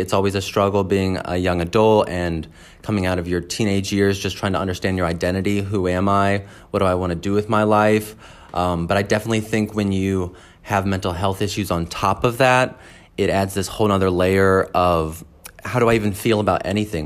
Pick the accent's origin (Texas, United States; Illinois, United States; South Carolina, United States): Illinois, United States; Edwardsville; I am from Southern Illinois in a town called Edwardsville